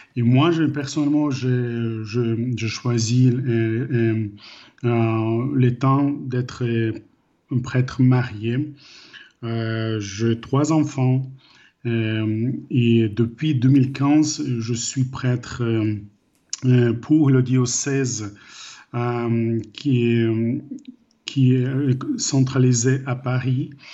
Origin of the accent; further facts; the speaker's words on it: Ukraine; French is a second language; moved away as an adult; also born or lived in Ireland; j'ai grandi en Ukraine après le moment de perestroïka